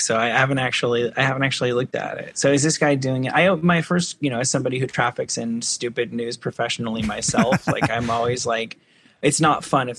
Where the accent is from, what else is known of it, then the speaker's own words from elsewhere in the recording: New Jersey, United States; Because like I'm from New Jersey